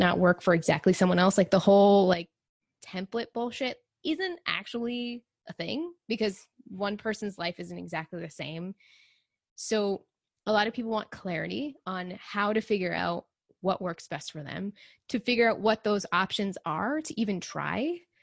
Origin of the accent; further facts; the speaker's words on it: Texas, United States; I grew up in Texas, and so it's really hot